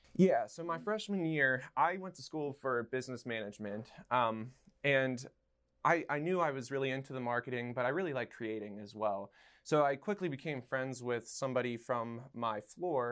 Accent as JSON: {"language": "English", "town": "Somerset", "region": "Pennsylvania", "country": "United States", "tie": "born or raised there", "moved": "yes", "lives_now": "Pittsburgh, United States", "said": "back in my hometown of Somerset"}